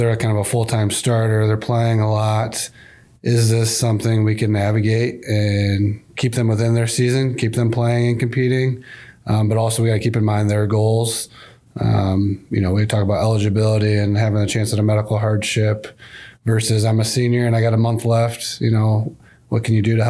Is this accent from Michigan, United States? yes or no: yes; Grand Rapids, Michigan, United States; I grew up in West Michigan, the Grand Rapids area, so I love this part of the state